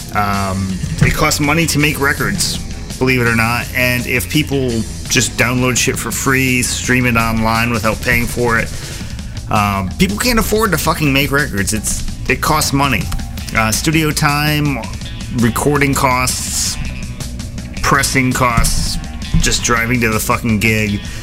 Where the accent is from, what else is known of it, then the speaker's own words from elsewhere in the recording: United States; I'm an American